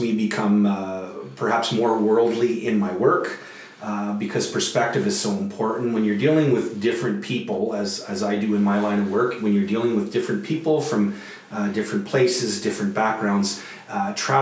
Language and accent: English; Sudbury, Ontario, Canada; also born or lived in Ottawa; my hometown in Sudbury, where my drive to work might only be 10 minutes